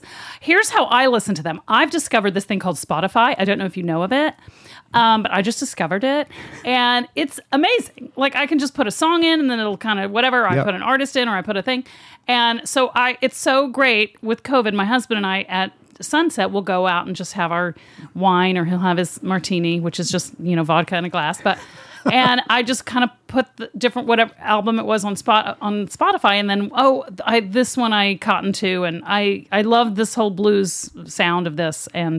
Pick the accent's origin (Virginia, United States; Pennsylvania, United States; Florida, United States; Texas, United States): Texas, United States; I'm from Texas.